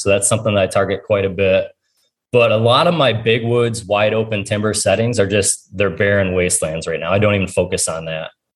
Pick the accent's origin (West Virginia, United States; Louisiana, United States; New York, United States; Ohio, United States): Ohio, United States; it's my home state